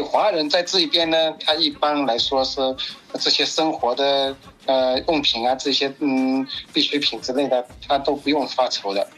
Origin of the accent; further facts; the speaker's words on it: Wenzhou, Zhejiang, China; now in Italy; 我们这边温州人有个传统